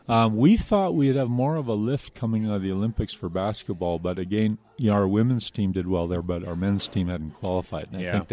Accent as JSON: {"language": "English", "region": "Manitoba", "country": "Canada", "said": "I'm a Canadian, but I work down there originally from Manitoba."}